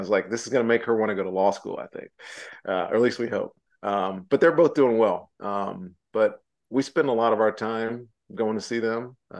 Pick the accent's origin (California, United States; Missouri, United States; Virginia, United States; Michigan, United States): Virginia, United States; parts of Virginia that grew up watching me play. That I'll be speaking to them as well, I'll be real excited to represent where I'm from.